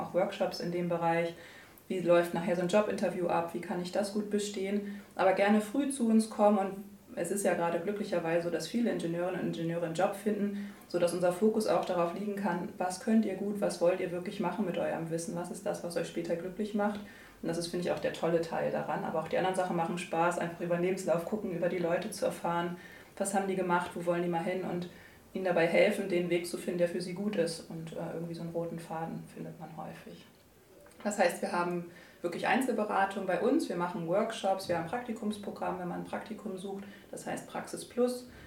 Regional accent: Buxtehude, Lower Saxony, Germany; born there; Ja, genau. Ich bin sogar in Buxtehude geboren.

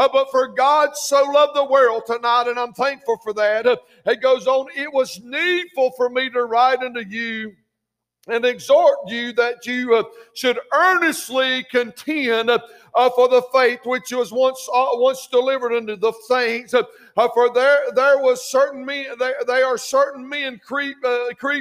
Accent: Clover, South Carolina, United States; also born or lived in Greer, South Carolina; I was raising most of my life in Clover, South South Carolina

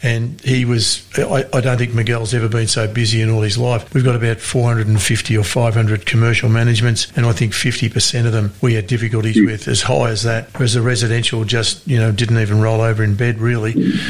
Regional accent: Victoria, Australia; I'm from Victoria, so you can hear the Albany business come out all wrong.

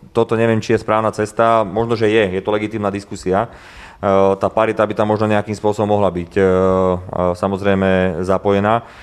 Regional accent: Slovakia; hovorím ako Slovák, ako predstaviteľ slovenskej vlády

